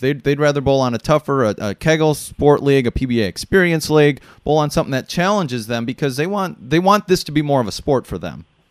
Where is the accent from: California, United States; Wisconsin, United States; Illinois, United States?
Wisconsin, United States; I grew up in Wisconsin